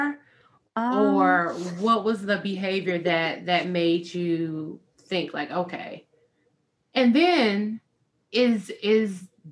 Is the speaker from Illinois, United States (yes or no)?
yes; Chicago, Illinois, United States; I grew up in Chicago, and during grad school, I went to school downtown in Chicago